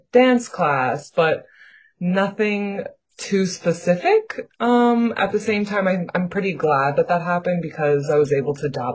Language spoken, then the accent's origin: English; New York City, New York, United States; born and raised in Queens, New York